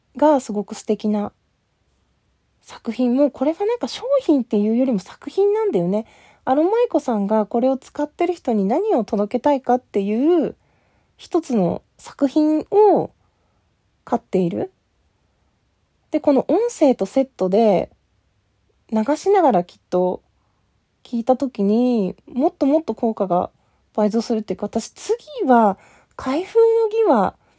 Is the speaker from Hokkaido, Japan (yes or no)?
yes; Asahikawa, Hokkaido, Japan; 私、あの、北海道出身で、旭川出身